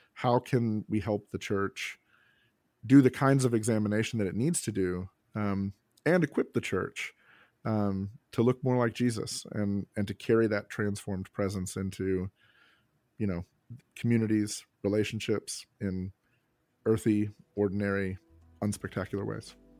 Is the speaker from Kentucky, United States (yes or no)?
yes; Kentucky, United States; I'm from Kentucky